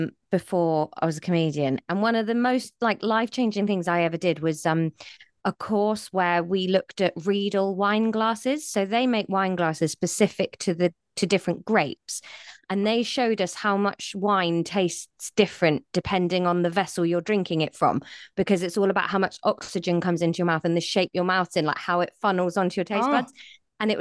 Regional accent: South West England, United Kingdom; born or raised there

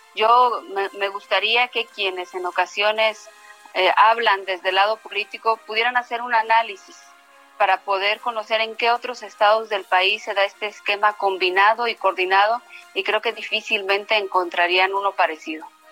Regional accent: Mexico; somos muchas mexicanas y muchos mexicanos

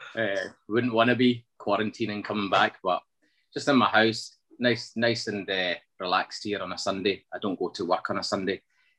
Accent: Scotland, United Kingdom; also born or lived in Münster, Germany / Battlefield, Glasgow; So my upbringing largely has been in Scotland. I was 8 years old when I came here from Germany, born in Germany, in Munster.

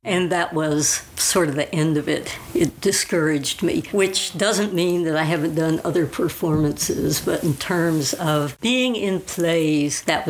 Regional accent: San Antonio, Texas, United States; moved away as an adult; also born or lived in Austin, Texas; now in Mendocino County, United States; I'm from San Antonio, which was not a bad place to be. The San Antonio-Austin area was kind of an oasis in the wasteland that was and is Texas.

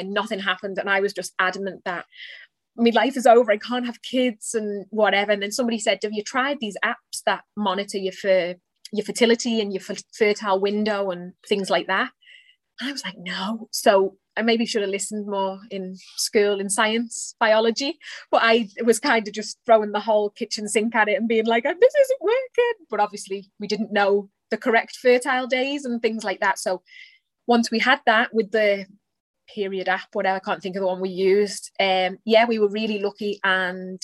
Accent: a little town outside of Liverpool, North West England, United Kingdom; now in Ireland; I am, probably by the accent you can tell, I am from England. A little town outside of Liverpool. My mum lives now, and that's where I grew up

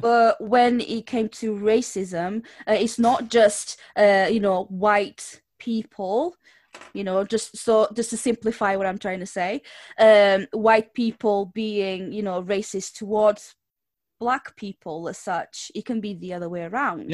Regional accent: Portugal; English is a second language; now in United Kingdom

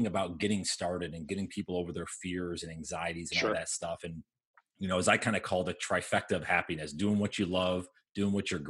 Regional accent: New York, United States; now in the Carolinas, United States; I'm from New York originally

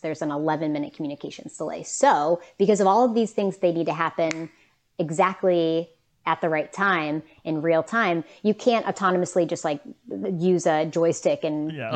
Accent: West Virginia, United States; I'm from West Virginia

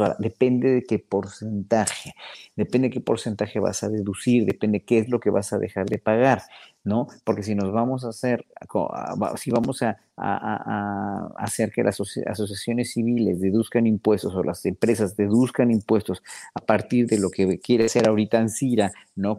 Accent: Mexico; nos pagaban a los solistas mexicanos

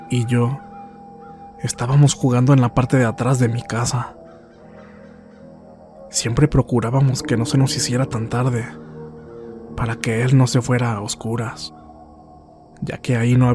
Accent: Linares, Nuevo León, Mexico; Regresaríamos al municipio de Linares, Nuevo León, de donde soy originario

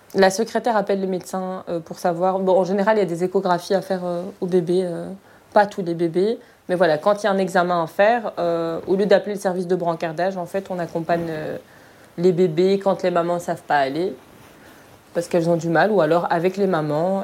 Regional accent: Morocco; now in Brussels, Belgium; je suis marocaine

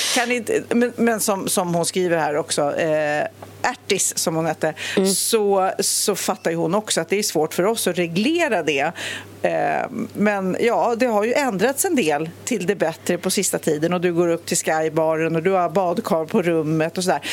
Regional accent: Sweden; som svensk

